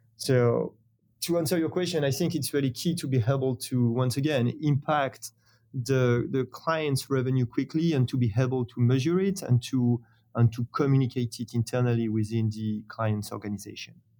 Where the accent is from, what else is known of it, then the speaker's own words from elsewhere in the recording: France; accent: French; English is a second language; founded in France, as you have probably understood thanks to my, my accent.